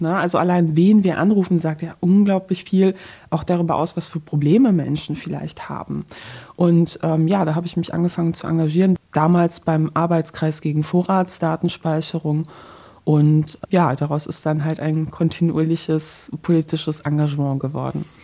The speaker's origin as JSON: {"language": "German", "country": "Poland", "tie": "born or raised there", "moved": "yes", "said": "ich gebürtige Polin bin"}